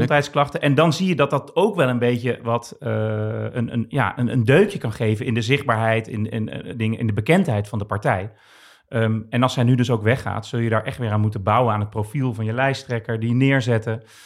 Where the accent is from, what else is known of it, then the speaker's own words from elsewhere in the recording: Rotterdam, South Holland, Netherlands; opgegroeid in Rotterdam, Rotterdam-Zuid.